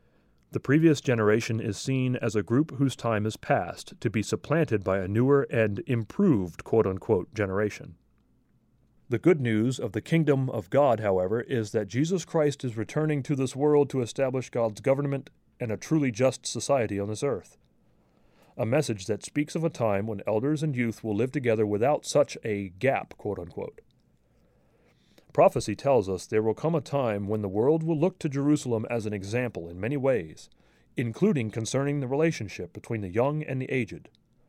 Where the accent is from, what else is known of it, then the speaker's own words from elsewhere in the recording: Toronto, Ontario, Canada; Growing up in Toronto in the late 1950s, I remember most youth showing the elderly respect.